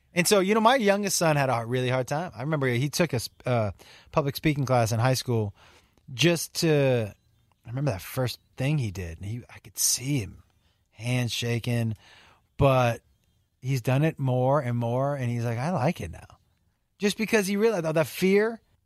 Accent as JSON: {"language": "English", "region": "Western Massachusetts", "country": "United States", "said": "I'm from Western Mass"}